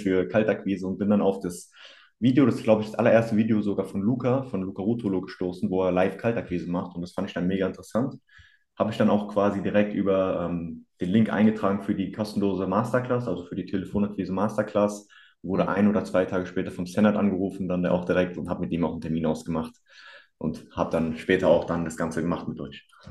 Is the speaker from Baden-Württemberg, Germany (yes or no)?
no; near Hanau, Hesse, Germany; komme aus der Nähe von Hanau